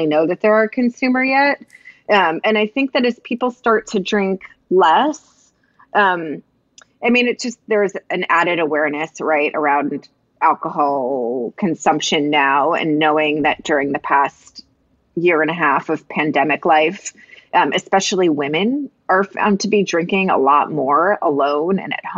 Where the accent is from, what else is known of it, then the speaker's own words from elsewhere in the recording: East Coast, United States; moved away as an adult; also born or lived in New York; now in Portland, United States; So I'm from the East Coast originally also, and lived and worked in New York for most of my life and career, and then moved out to Portland